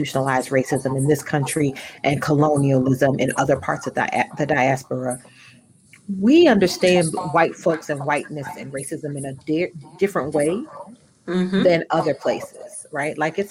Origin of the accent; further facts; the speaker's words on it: United States; I'm an American